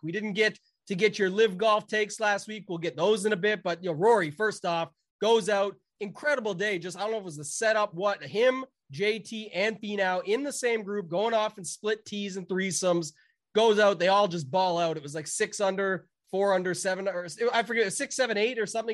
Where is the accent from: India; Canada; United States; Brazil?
Canada; I'm Canadian